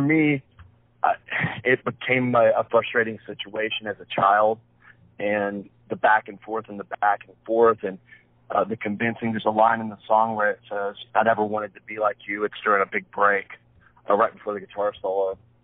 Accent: Wilmington, North Carolina, United States; also born or lived in Plant City, Florida; I was raised in Wilmington, North Carolina. That's where I'm from

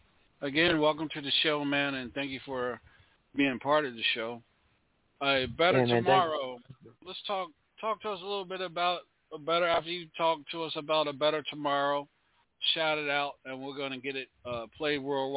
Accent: New York, United States; And you're not, because I'm from New York, I'm this type of person, this and that.

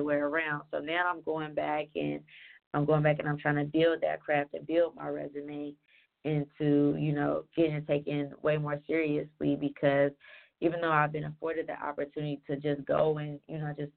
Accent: Cincinnati, Ohio, United States; now in Atlanta, United States; I'm originally from Ohio, Cincinnati, that is. And I've been in Atlanta for 7 years now

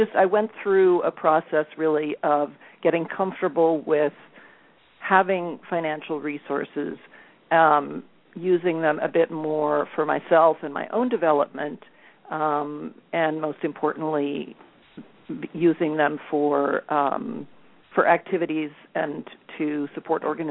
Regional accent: Colorado, United States; I grew up in Colorado.

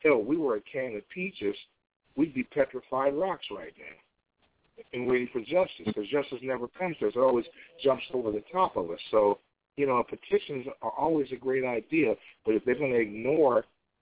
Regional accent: Chicago, Illinois, United States; my hometown, Chicago

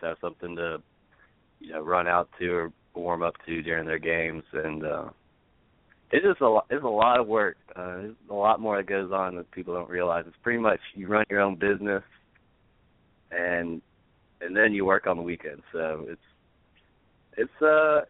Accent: Auburn, United States; I'm from Auburn

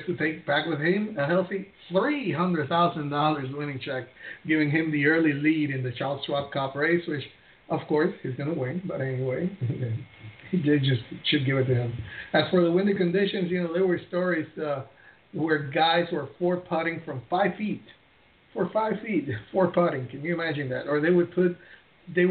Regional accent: Puerto Rico; I'm from Puerto Rico

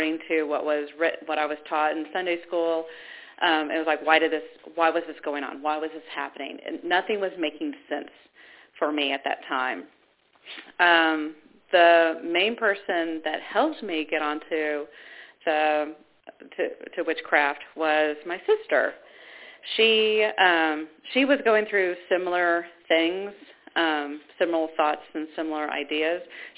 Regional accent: Georgia, United States; also born or lived in Ohio; And when I was born in Ohio, my family was Baptist. Then we moved to the South, to Georgia, and that's when my parents weren't really religious.

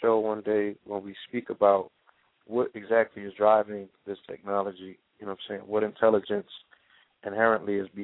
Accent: New York City, New York, United States; moved away; my birthplace, my home

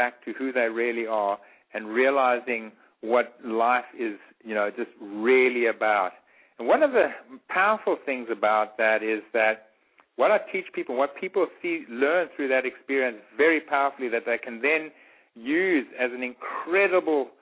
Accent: Eswatini; moved away; the area I grew up in, which is I grew up in Swaziland

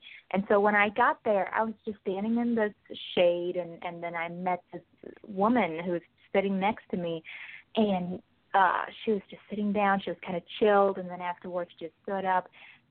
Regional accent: Vietnam; moved away as an adult; now in United States; I'm from Vietnam and I've been here for only 2 years.

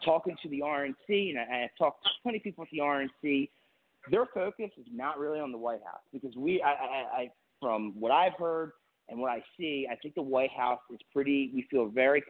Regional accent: Delaware, United States; I'm from Delaware

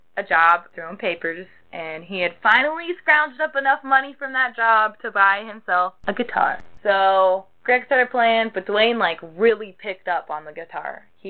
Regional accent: the South, United States; growing up in the South

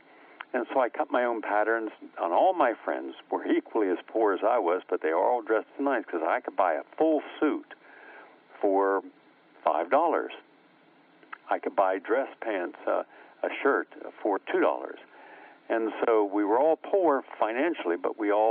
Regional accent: West Virginia, United States; moved away as an adult; also born or lived in New York City; I grew up in West Virginia

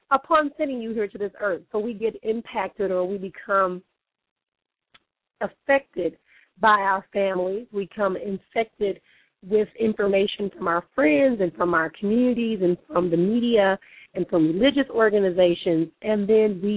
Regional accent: Milwaukee, Wisconsin, United States; now in Phoenix, United States; here back in my hometown of Milwaukee

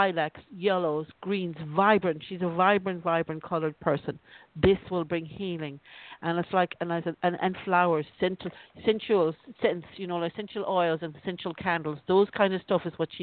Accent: Ireland; I'm from Ireland

